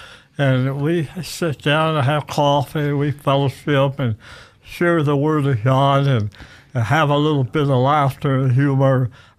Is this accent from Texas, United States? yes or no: no; Roseburg, Oregon, United States; born there; moved away as an adult; also born or lived in Livermore, California; now in Idaho, United States; I was born in Roseboro, Oregon in 1935, and then when I was 38, we moved to Livermore, California, and lived there almost 50 years.